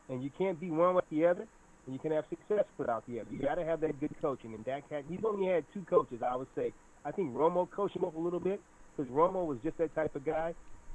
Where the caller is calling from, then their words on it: Rio de Janeiro, Brazil; I'm calling from Brazil.